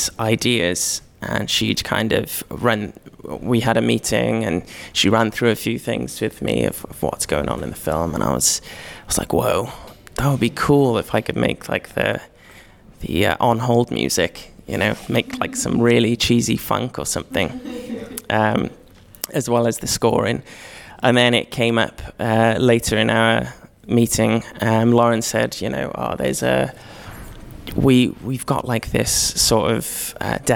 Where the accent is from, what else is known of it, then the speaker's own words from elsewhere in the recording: Cardiff, Wales, United Kingdom; I'm from Cardiff